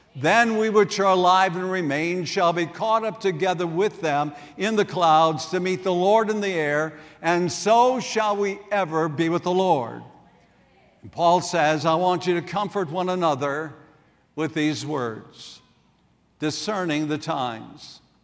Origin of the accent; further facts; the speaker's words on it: South Dakota, United States; moved away; also born or lived in Wisconsin; I grew up in South Dakota, and over the years, I made many trips back there to see my family